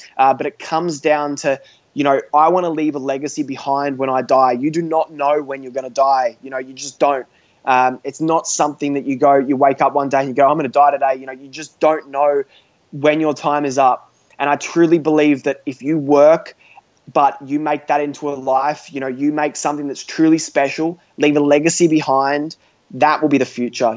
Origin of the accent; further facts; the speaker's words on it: Australia; I'm an Australian teenager, uh, 17 years old, still in high school.